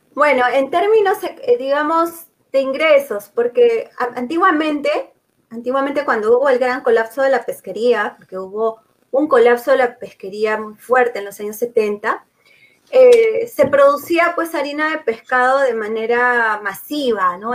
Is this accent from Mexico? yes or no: no; Peru; como peruanos